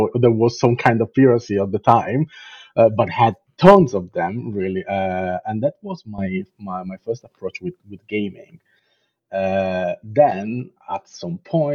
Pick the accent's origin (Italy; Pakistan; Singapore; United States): Italy; Southern Italy; English is a second language; moved away as an adult; now in London, United Kingdom; I'm from Italy, so I was living in south of Italy at that point